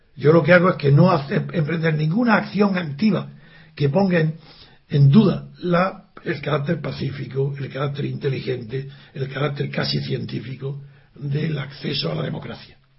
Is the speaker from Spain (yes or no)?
yes; Spain; yo soy español, esa es mi nacionalidad